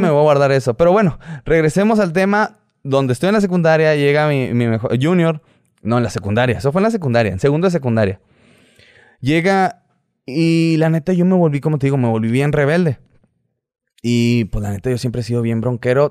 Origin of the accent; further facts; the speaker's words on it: Hermosillo, Sonora, Mexico; soy de Hermosillo, Hermosillo, Sonora